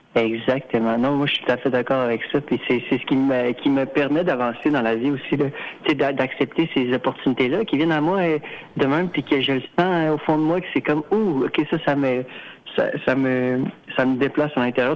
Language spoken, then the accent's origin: French; Sainte-Foy, Quebec, Canada; Je suis né à Sainte-Foy, j'ai grandi à sainte fois, j'ai vécu à Sainte-Foy toute ma vie